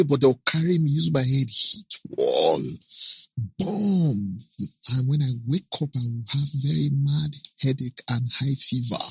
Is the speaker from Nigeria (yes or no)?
yes; Kogi, Nigeria; also born or lived in Delta State; now in Lagos, Nigeria; I'm from Kogi State